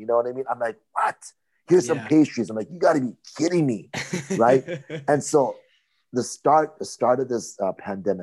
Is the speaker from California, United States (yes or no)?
no; Hawaii, United States; I'm from Hawaii